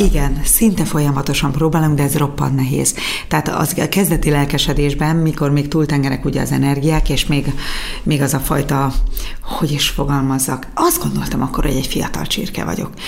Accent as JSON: {"language": "Hungarian", "town": "Gyula", "region": "Békés", "country": "Hungary"}